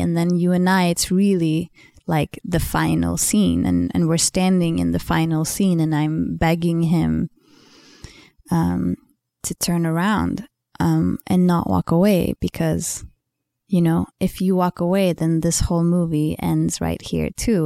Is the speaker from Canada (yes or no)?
no; Sweden; English is a second language; I'm Swedish, you know, English is not my first language